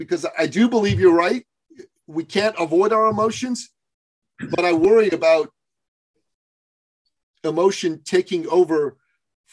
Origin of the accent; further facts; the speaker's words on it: Iran; I'm from Iran